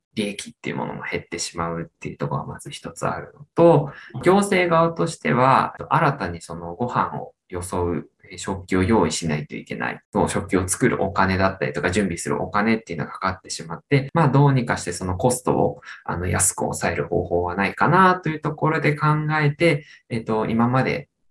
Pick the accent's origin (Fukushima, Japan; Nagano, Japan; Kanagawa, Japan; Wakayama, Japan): Nagano, Japan; Iida; moved away as an adult; now in Hamamatsu, Japan; 出身は長野県の飯田市という南の、長野県でいう、まあ長野県の中の南の方の出身です。